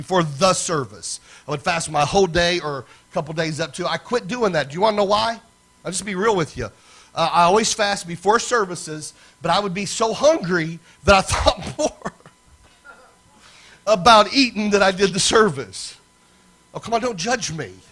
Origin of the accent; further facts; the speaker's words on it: Lafayette, Indiana, United States; up in Lafayette, Indiana, my hometown